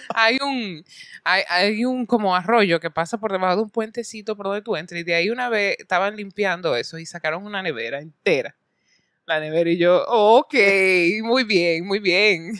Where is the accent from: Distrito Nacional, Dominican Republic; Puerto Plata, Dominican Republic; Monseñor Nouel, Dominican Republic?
Distrito Nacional, Dominican Republic; Santo Domingo; nací en República Dominicana, en Santo Domingo, nací